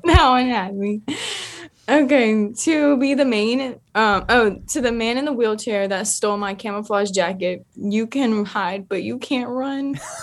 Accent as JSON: {"language": "English", "region": "the South", "country": "United States", "said": "I'm from the South"}